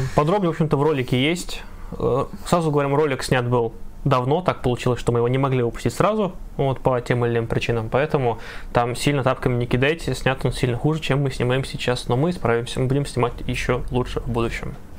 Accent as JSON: {"language": "Russian", "town": "Ivanovo", "region": "Ivanovo Oblast", "country": "Russia", "tie": "born or raised there", "said": "в моем родном городе"}